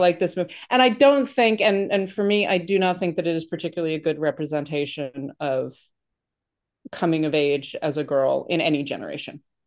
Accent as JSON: {"language": "English", "region": "New York", "country": "United States", "said": "I'm from New York and, like, we don't have above ground pools that much"}